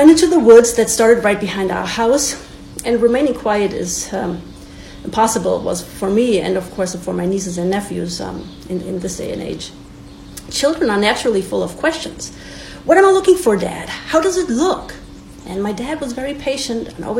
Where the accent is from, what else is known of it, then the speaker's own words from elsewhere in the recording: Bad Wildungen, Hesse, Germany; moved away; So I was born in 1981 in Germany, in the home of Snow White and the Seven Dwarfs. The town is called Bad Wildungen